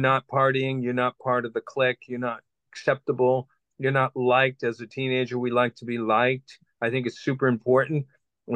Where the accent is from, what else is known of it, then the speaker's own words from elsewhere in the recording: Boston, Massachusetts, United States; I grew up in Boston, Massachusetts, on the outskirts of that city